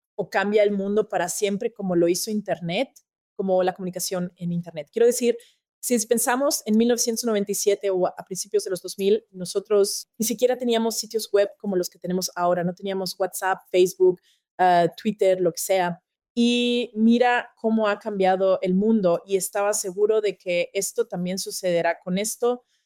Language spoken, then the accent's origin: Spanish; Austria; soy de Austria